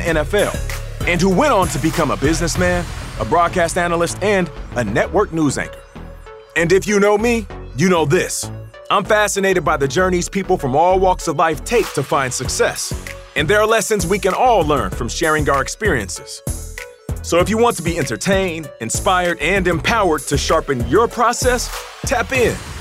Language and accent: English; Seattle, Washington, United States; also born or lived in Canada; I'm a kid from Canada, raised in Seattle